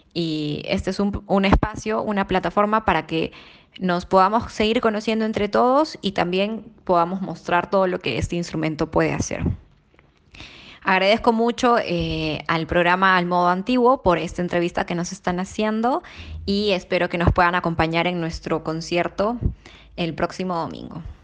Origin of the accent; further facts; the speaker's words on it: Peru; soy peruana